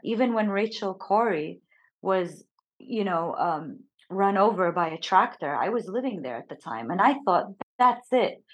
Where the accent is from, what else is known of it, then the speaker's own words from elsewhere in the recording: United States; growing up in the United States, I never heard any Arabic speaking or any representation of me or my people.